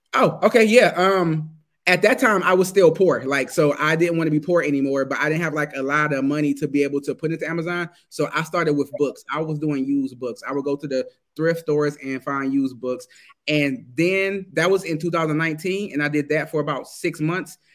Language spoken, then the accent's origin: English; Detroit, Michigan, United States; moved away as an adult; now in Germany; I'm American. I was born in Michigan, Detroit, Michigan